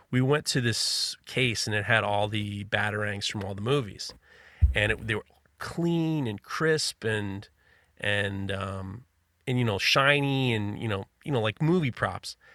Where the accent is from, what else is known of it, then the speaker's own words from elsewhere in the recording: New York City, New York, United States; I'm growing up in New York City.